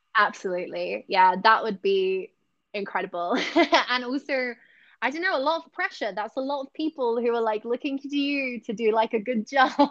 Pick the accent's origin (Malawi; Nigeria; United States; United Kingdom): United Kingdom; Essex, East of England; now in Singapore; I'm from Essex